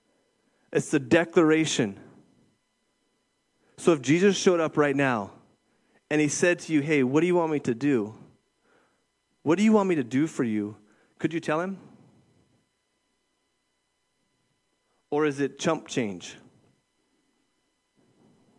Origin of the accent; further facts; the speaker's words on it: Moses Lake, Washington, United States; from Moses Lake